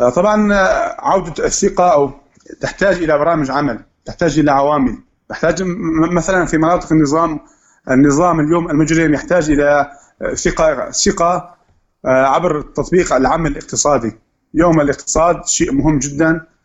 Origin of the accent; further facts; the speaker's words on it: Syria; نحن كثوره سوريه